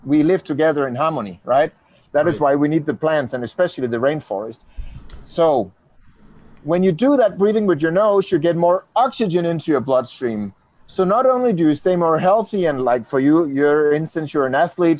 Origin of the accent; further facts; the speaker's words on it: Denmark; I do come from Denmark, Danimarca, Dinamarca.